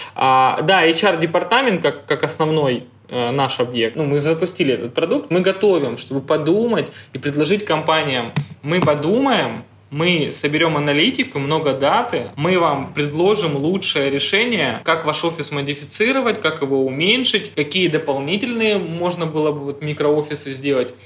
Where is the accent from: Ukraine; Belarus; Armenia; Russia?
Russia; Rostov-on-Don, Rostov Oblast; moved away as an adult; now in Moscow, Russia; я из Ростова-на-Дону